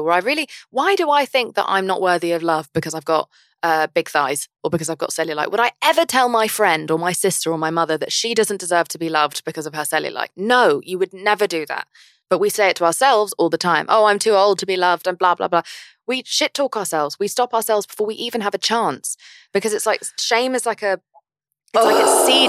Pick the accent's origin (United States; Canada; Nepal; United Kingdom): United Kingdom; England; I'm English.